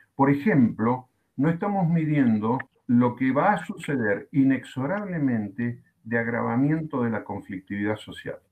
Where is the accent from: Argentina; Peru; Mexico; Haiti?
Argentina; aquí en mi país, en Argentina, llevamos 64, 65 días de cuarentena